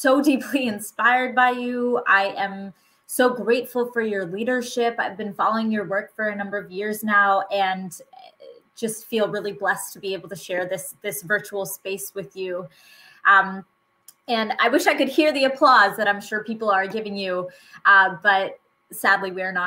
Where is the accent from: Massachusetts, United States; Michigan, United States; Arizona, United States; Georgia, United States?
Massachusetts, United States; I was born and raised in Massachusetts